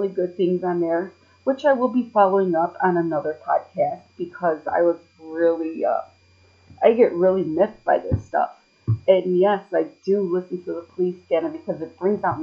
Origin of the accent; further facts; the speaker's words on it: Chicago, Illinois, United States; accent: city voice; I was born and raised in Chicago